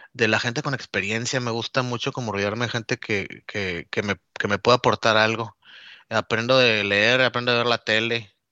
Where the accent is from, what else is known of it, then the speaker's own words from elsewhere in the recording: Nuevo Laredo, Tamaulipas, Mexico; moved away as an adult; also born or lived in Monterrey / Mexico City / Cuernavaca / Chiapas; now in United States; Yo soy originario de, la frontera de Nuevo Laredo, Tamaulipas